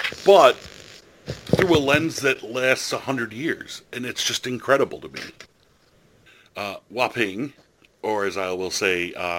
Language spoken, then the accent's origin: English; United States; I'm going to do this as an American